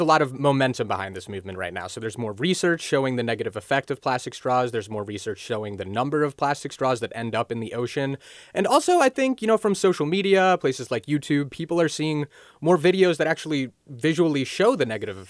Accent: Cincinnati, Ohio, United States; moved away as an adult; also born or lived in Berkeley, California; now in California, United States; my hometown of Cincinnati

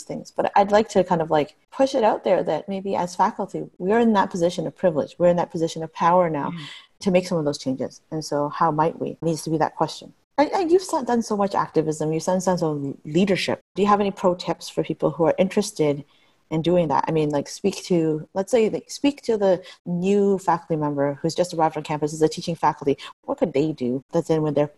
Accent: Niagara Region, Ontario, Canada; I grew up in Niagara region

